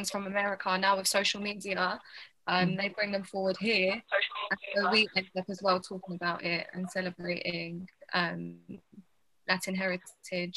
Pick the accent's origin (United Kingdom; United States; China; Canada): United Kingdom; I'm born here